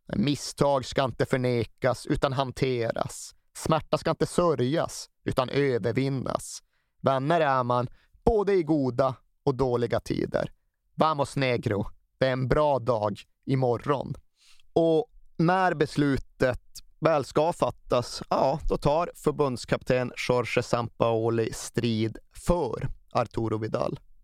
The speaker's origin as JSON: {"language": "Swedish", "country": "Sweden", "said": "som svenskar"}